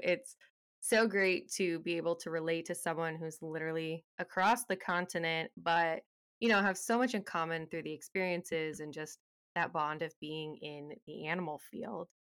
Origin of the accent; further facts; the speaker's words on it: Texas, United States; I grew up in Texas